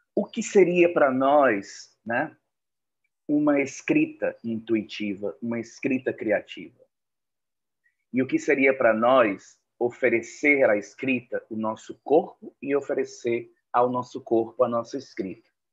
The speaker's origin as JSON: {"language": "Portuguese", "town": "Fortaleza", "region": "Ceará", "country": "Brazil", "said": "aqui em Fortaleza, de onde eu falo, de onde eu sou de onde, e onde eu moro"}